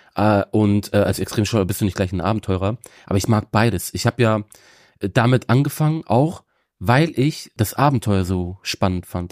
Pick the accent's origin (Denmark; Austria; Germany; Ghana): Germany; Bremen; ich bin in Bremen geboren und aufgewachsen. Also Bremen ist so meine Heimatstadt